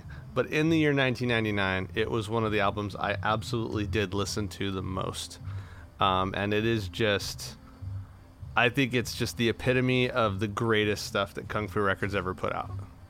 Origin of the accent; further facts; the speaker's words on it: Imperial Valley, California, United States; it's right on the Mexican side of the border from where I grew up in the Imperial Valley.